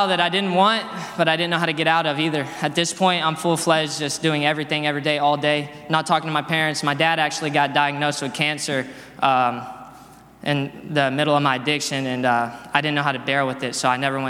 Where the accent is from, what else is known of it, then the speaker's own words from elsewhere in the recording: Dallas, Texas, United States; I'm from Dallas, Texas. I grew up there.